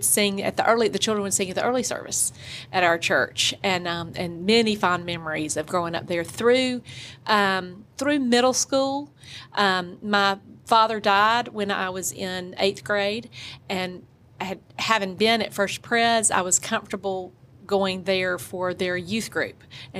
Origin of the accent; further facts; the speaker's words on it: Jackson, Mississippi, United States; I was born and raised in Jackson, Mississippi, right in the heart. I lived here all of my life, went to First Pres Day School, to prep, to Ole Miss, and met my husband there.